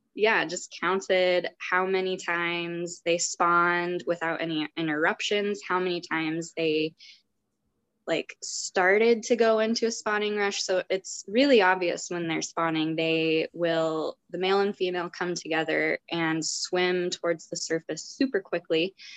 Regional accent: Montana, United States; I grew up in Montana, very landlocked state

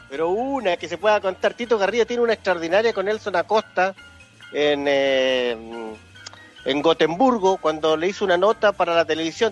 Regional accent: Chile; yo soy chileno

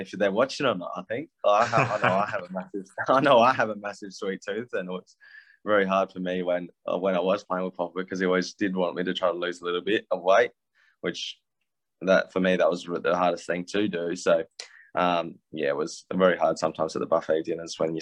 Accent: Australia; growing up in Australia

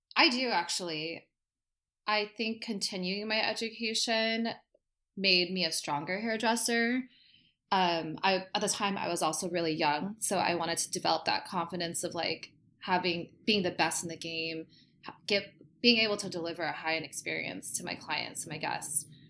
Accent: Costa Mesa, California, United States; I am from Costa Mesa, and I am a hairdresser

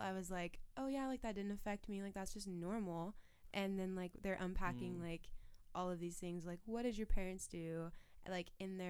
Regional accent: Spokane, Washington, United States; moved away as an adult; I'm from Spokane, Washington in the States.

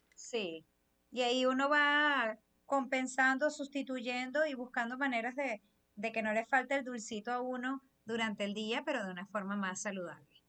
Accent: Venezuela; los venezolanos que no es, mm, crecimos comiendo fritura

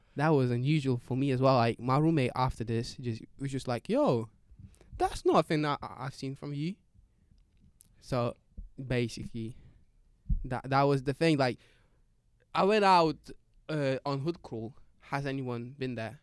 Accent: Lithuania; now in United Kingdom; I'm Lithuanian

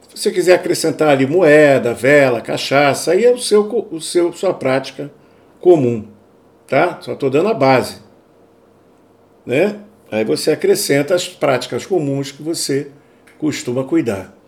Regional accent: Brazil; now in Europe; eu sou brasileiro

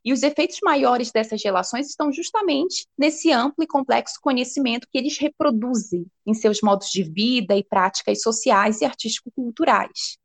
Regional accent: Amapá, Brazil; eu sou amazônida, então desde desde a minha infância eu tenho consciência dessa diversidade que é o nosso território

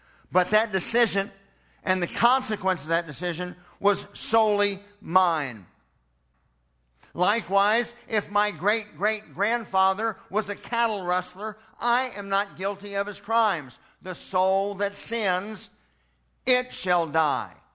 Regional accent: Edmond, Oklahoma, United States; born in Edmond, Oklahoma in 1963

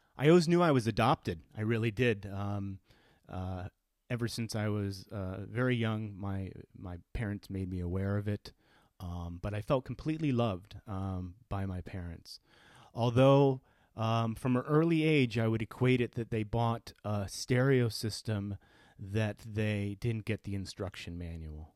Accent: Connecticut, United States; I grew up in Connecticut

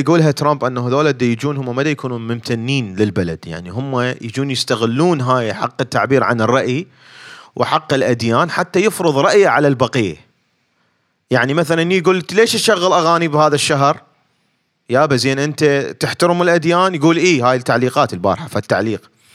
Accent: Baghdad, Baghdad Governorate, Iraq; moved away as an adult; now in United States; اني خريج علوم آه، علوم حاسبات آه، بغداد من بغداد فجيت لهنا

